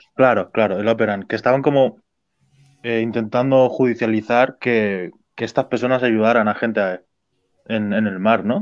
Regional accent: Spain; nosotros los españoles

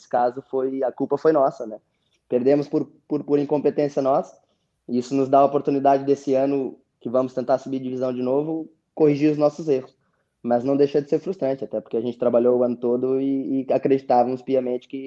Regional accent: Rio Grande do Sul, Brazil; now in Portugal; É, o nosso sotaque lá no sul também é forte. É, é, mas é, eu sou, a minha mulher é portuguesa, né, Jorge?

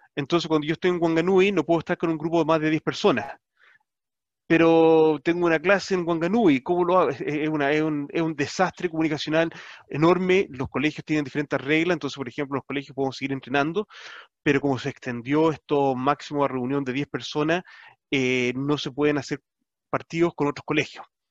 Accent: Chile; nuestra identidad como chilenos. Como chilenos somos bastante orgullosos

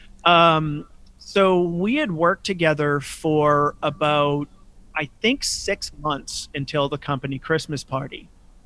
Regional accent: Chelsea, Massachusetts, United States; I grew up in Chelsea, Massachusetts

